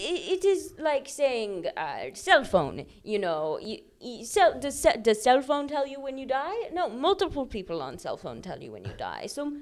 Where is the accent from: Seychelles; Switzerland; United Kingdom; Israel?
Switzerland; born there; I was born in Switzerland, and I will die in Switzerland. But I have not a Swiss accent.